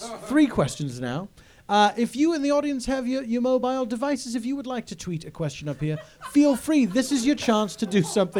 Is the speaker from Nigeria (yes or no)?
no; United Kingdom; And I say this as a British person.